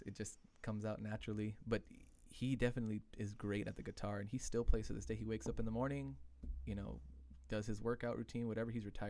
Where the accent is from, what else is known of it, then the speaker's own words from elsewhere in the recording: Los Angeles, California, United States; growing up in L.A.